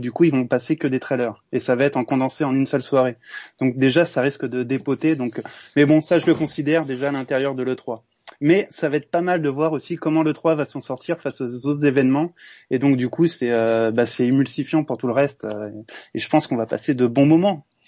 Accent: Montpellier, Occitania, France; je suis Montpelliérain

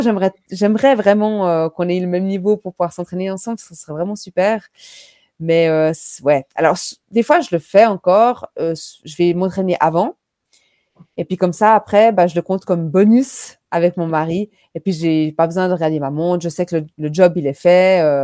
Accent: Switzerland; chez nous en Suisse

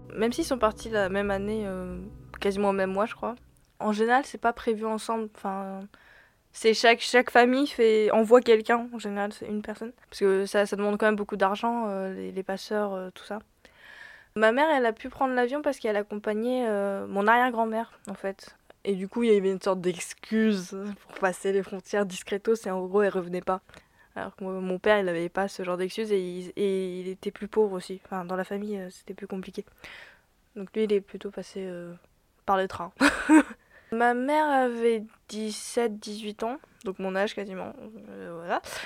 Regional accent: France; born or raised there

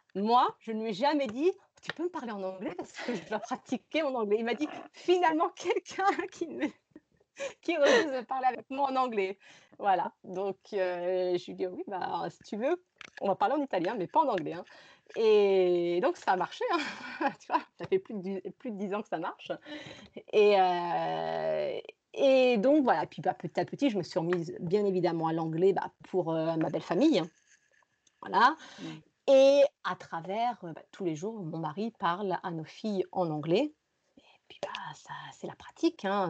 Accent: France; also born or lived in Rome, Italy / Valencia, Spain; now in Granada, Spain; moi je suis française

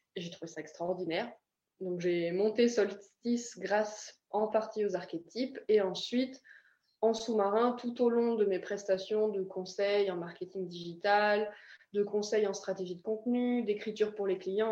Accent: France; moved away as an adult; also born or lived in Ireland; j'ai quitté la France, il me semble que j'avais 18 ans la première fois

